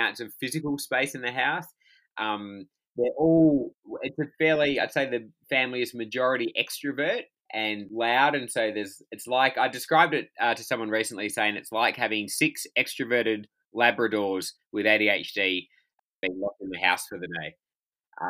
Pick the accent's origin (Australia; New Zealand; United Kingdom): Australia; Perth, Western Australia; also born or lived in Albany, Western Australia; I'm talking to you from Perth in Western Australia, which is home. And I was born in Albany, which is about 400 kilometres south of here. And my parents still live down there, but we did high school and university up here